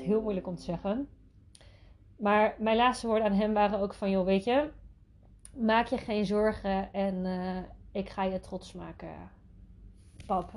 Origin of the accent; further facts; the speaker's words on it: Netherlands; Ik ben ook geboren en getogen in Nederland